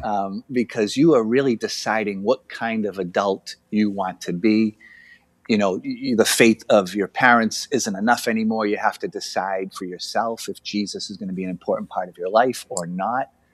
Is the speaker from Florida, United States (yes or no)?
no; Boston, Massachusetts, United States; I'm from Boston, Massachusetts, and I grew up with the Franciscans